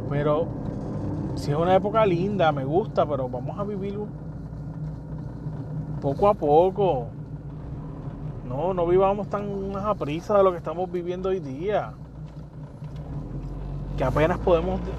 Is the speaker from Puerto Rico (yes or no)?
yes; Puerto Rico; nosotros somos puertorriqueños.